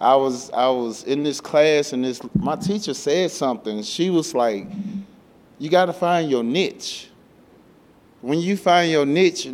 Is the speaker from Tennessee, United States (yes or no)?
yes; Memphis, Tennessee, United States; moved away as an adult; now in Denver, United States; I come from Memphis, Tennessee. I was born and raised there. I spent my whole entire life there until I got here